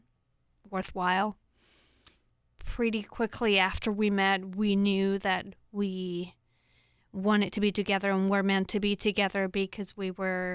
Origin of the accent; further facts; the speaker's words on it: Spain; moved away as an adult; now in United States; I'm from Spain. I came to the U.S. about 12 years ago. I've spent most of my grown-up life here